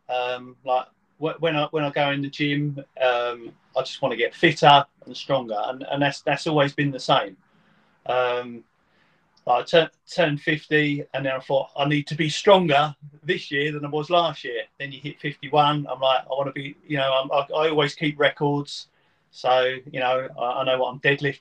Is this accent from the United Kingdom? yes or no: yes; Witham, East of England, United Kingdom; also born or lived in Maldon / Braintree; I was born in Maldon. My parents had moved from London to Witham. Mm-hmm. So the first 10 years of my life, I lived in Witham